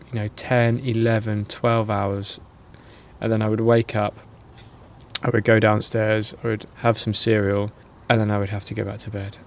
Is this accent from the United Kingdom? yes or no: yes; Norwich, East of England, United Kingdom; I'm from Norwich, which is in the east of England